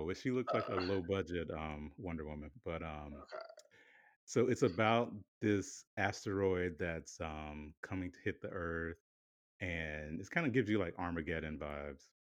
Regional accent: South Carolina, United States; now in Philadelphia, United States; we're both from South Carolina. Like both of our families are, you know, South Carolina born and raised

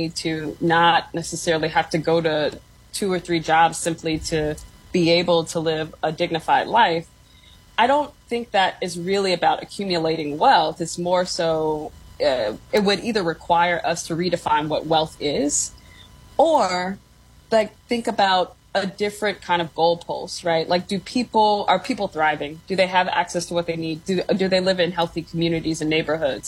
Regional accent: Gary, Indiana, United States; I grew up in Gary in the late 80s, early 90s.

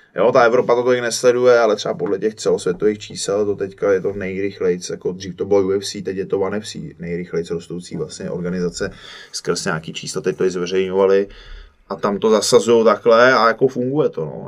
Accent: Cheb, Karlovy Vary Region, Czechia; moved away; já jsem z Chebu, původně ze západu, taková úplně vlastně u hranic

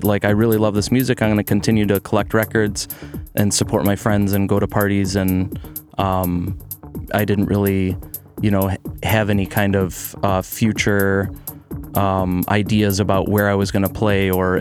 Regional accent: Fraser, Michigan, United States; born and raised on the east side of Detroit in 2 square miles of paradise, Fraser, Michigan

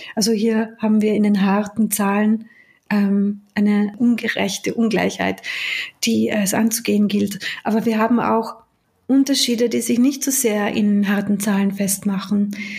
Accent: Austria; moved away as an adult; also born or lived in United Kingdom; Ich bin zwar in Österreich geboren, aber ich habe dort ja Großteil meines Erwachsenenlebens verbracht

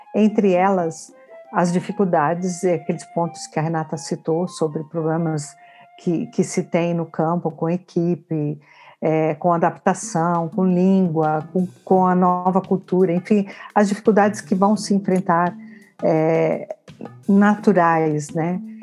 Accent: Brazil; moved away as an adult; now in Portugal; quando eu saí do Brasil

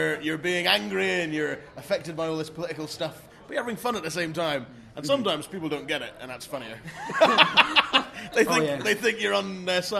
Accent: Inverness, Scotland, United Kingdom; now in Glasgow, United Kingdom; I'm Inverness originally.

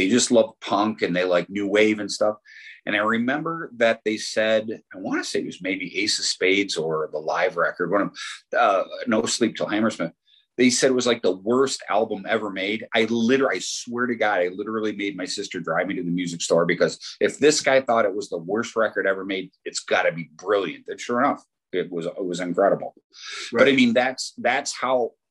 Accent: Detroit, Michigan, United States; growing up in Detroit

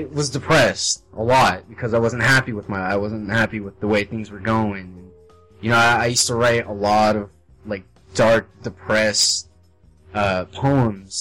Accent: Las Vegas, Nevada, United States; moved away as an adult; I've always lived with my family all my life, my mom, my grandma. I've lived with them, and this is the first time I've ever really been outside of Las Vegas

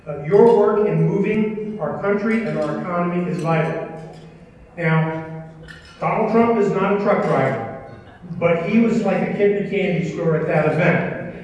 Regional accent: New York, United States; moved away; I'm originally from New York

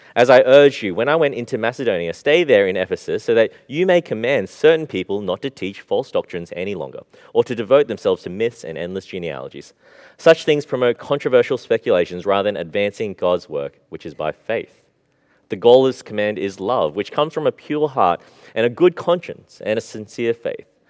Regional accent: Australia; We grew up in Australia.

